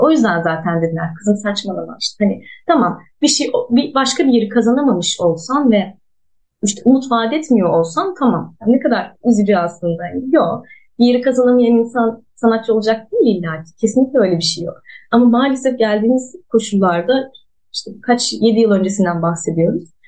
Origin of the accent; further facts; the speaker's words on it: Ankara, Turkey; moved away as an adult; now in Mersin, Turkey; Ankara'da doğdum büyüdüm